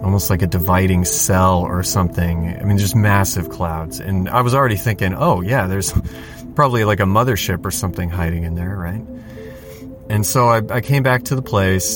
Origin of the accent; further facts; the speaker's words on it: just north of Los Angeles, California, United States; We're from California, just north of Los Angeles